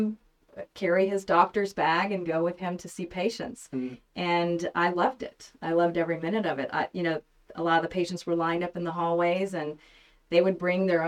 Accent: Montgomery, Alabama, United States; also born or lived in New York City; now in Bentonville, United States; I'm born and raised in Montgomery, Alabama

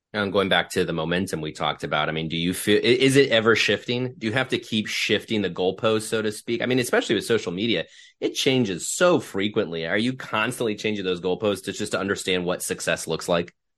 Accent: Ohio, United States; I grew up in Ohio

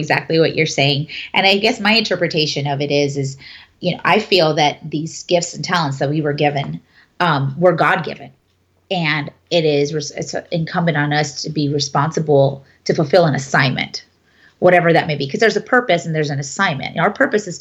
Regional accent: United States; I'm a first generation born here from my family. My mother is an immigrant.

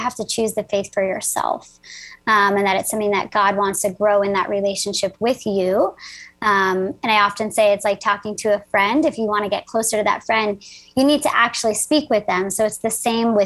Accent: New Jersey, United States; I am from New Jersey, so I'm a Jersey girl.

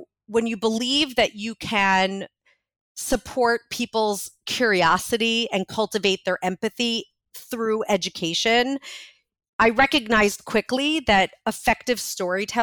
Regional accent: New York City, New York, United States; I was born in Brooklyn

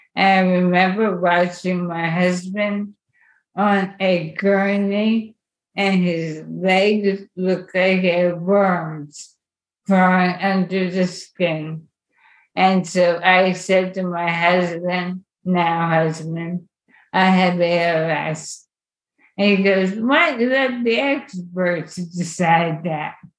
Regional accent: Lehigh Valley, Pennsylvania, United States; I grew up in the Lehigh Valley

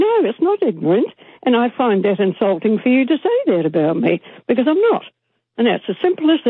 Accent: Otago, New Zealand; born or raised there

